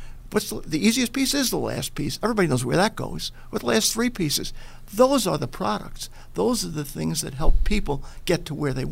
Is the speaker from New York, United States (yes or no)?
yes; Little Neck, New York, United States; now in Buffalo, United States; I grew up in Long Island in Little Neck.